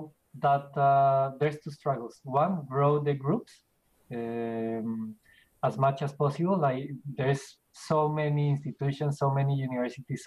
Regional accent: Bogota, Bogotá Capital District, Colombia; moved away as an adult; now in Australia; I'm from Colombia.

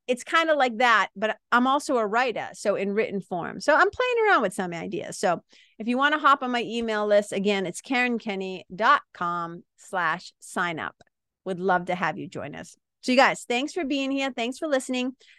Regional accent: Boston, Massachusetts, United States; accent: Boston; people from Boston, people from the Northeast

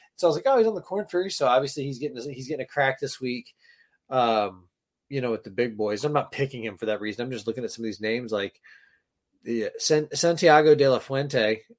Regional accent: the South, United States; People think that I'm Southern because I grew up in the South. My parents are from Michigan, right? I was raised in like a Midwestern kind of vibe household.

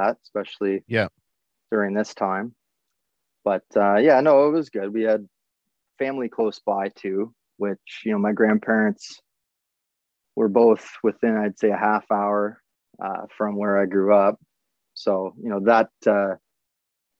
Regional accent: Wyoming, Ontario, Canada; moved away as an adult; also born or lived in Sarnia, Ontario; now in Metcalfe, Canada; So I was born in Sarnia, Ontario, and grew up in Wyoming, Ontario.

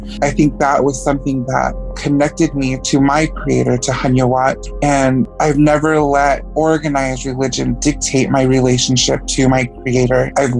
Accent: Lapwai, Idaho, United States; I basically was raised in that setting, but I was raised in Lapwe, and I've lived here for the majority of my life. I attended the Lapwe school systems.

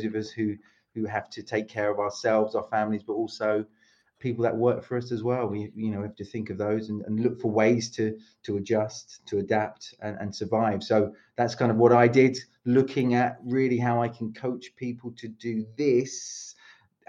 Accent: London, United Kingdom; moved away as an adult; also born or lived in Paris, France / south of France / Mallorca / Madeira; now in Split, Croatia; You hear my accent. It's not Croatian. I am British. I'm from London, but lived in Croatia for about 20, just over 20 years now.

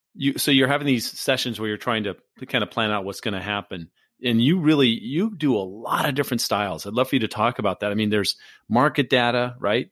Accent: Southern California, United States; I grew up in Southern California

